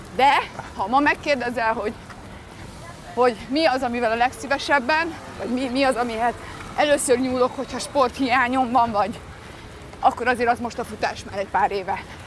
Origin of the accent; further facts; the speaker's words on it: Balatonlelle, Somogy, Hungary; also born or lived in Budapest; és akkor ők ott kezdtek el élni, ezért én ott születtem